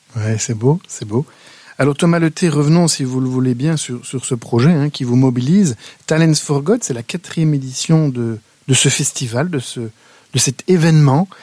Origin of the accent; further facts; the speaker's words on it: Wallonia, Belgium; chez nous, en Wallonie